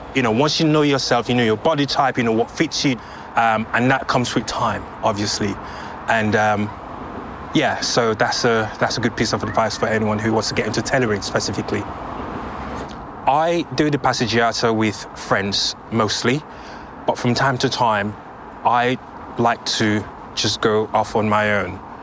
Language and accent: English; Sierra Leone; moved away; growing up in Sierra Leone